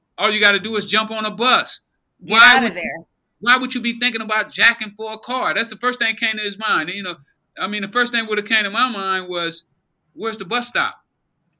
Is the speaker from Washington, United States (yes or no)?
no; Los Angeles, California, United States; I grew up in South Central since I was 3 years old